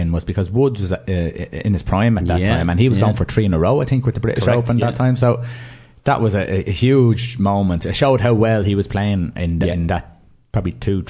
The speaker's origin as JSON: {"language": "English", "country": "Ireland", "said": "we're Irish"}